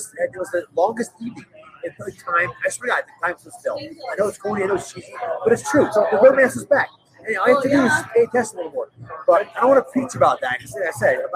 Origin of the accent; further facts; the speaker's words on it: South Jersey near Atlantic City, New Jersey, United States; I grew up in South Jersey near Atlantic City, so I grew up on the beaches